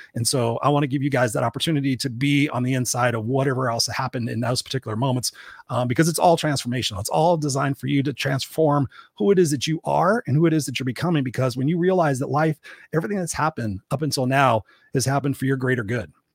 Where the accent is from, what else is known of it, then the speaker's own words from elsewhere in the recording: Southern California, United States; I was born in here in Southern California